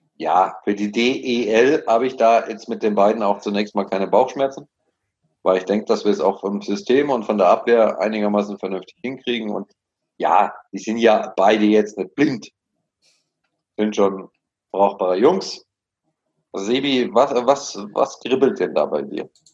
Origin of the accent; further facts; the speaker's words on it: Munich, Bavaria, Germany; mir als Münchner